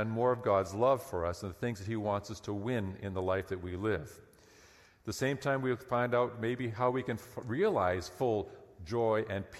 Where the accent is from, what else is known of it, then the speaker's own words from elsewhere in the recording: Lower Mainland, British Columbia, Canada; I grew up in the Lower Mainland